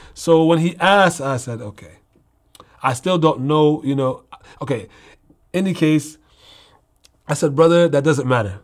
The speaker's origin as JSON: {"language": "English", "town": "Newark", "region": "New Jersey", "country": "United States", "tie": "born or raised there", "moved": "yes", "said": "I'm raised in Newark, New Jersey."}